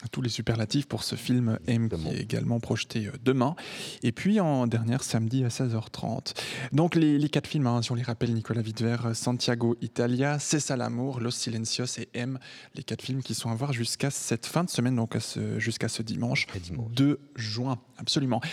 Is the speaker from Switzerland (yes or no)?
yes; Switzerland; ici, chez nous en Suisse